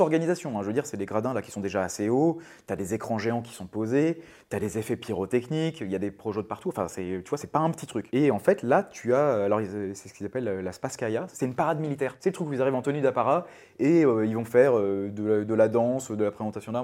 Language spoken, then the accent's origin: French; Brittany, France; moved away; also born or lived in Japan; À la base je suis breton. J'ai grandi au bord de mer.